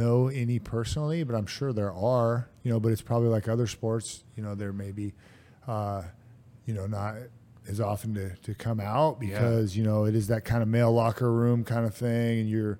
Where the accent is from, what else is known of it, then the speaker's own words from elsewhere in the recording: Vancouver, Washington, United States; but I want to do it in my hometown here in Vancouver, most likely.